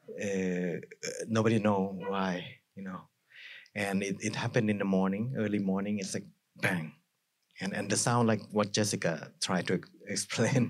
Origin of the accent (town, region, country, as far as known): Thailand